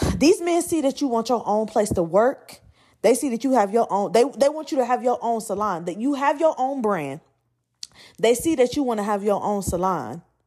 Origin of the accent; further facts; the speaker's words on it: Atlanta, Georgia, United States; I'm from Atlanta